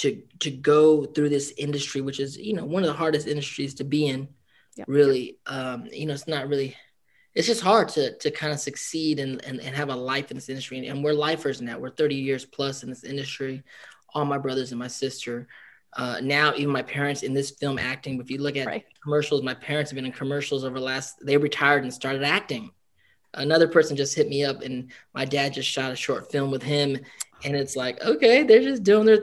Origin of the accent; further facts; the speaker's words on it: Philippines; we're Filipino and family is really an anchor point for us as a community